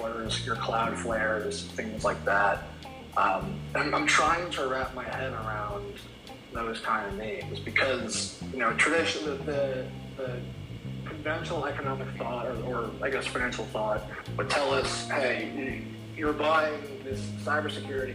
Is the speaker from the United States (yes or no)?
yes; New York, United States; I'm from New York originally